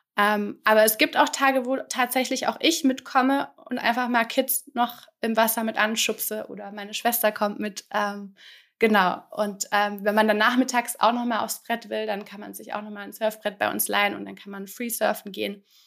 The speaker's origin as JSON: {"language": "German", "country": "Germany", "moved": "as an adult", "lives_now": "France", "said": "als Deutsche quasi in Frankreich"}